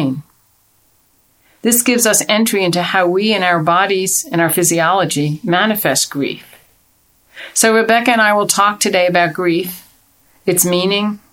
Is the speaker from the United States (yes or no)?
yes; United States; we're American